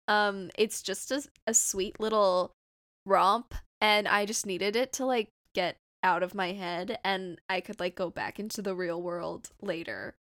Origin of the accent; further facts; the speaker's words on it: Southern California, United States; I'm from Southern California, if you couldn't tell from my voice.